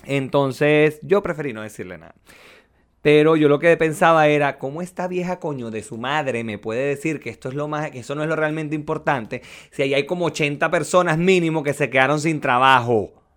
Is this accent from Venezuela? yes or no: yes; Venezuela; now in Chile; tú y yo somos venezolanos